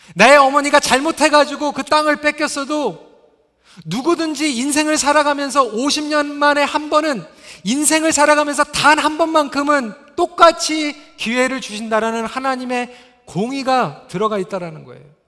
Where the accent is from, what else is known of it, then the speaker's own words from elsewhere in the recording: Toronto, Ontario, Canada; 제가 이제 중고등부 때 캐나다에서 자라면서 저희 집이 이제 그 스카보로 쪽에 있었습니다.